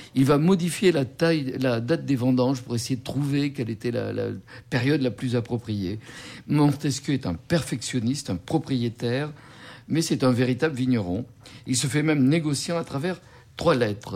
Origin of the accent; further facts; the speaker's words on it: Bordeaux, Nouvelle-Aquitaine, France; en tant que bordelais.